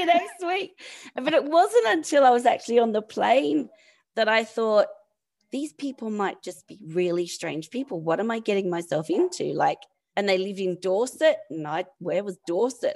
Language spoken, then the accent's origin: English; Campbelltown, New South Wales, Australia; also born or lived in London; now in San Francisco, United States; I'm from Campbelltown, which is about thirty miles southwest of Sydney.